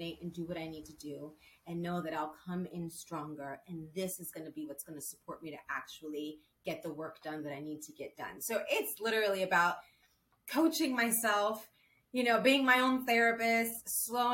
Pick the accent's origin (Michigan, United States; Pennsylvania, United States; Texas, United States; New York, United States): New York, United States; New York City; moved away as an adult; now in Los Angeles, United States; I'm from New York City, and I moved to LA probably a year and a half ago